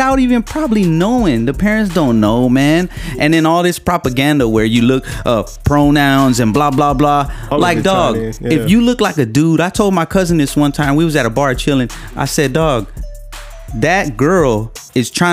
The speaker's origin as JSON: {"language": "English", "town": "Long Beach", "region": "California", "country": "United States", "tie": "born or raised there", "accent": "a little hood", "said": "I grew up in the Carmelitos"}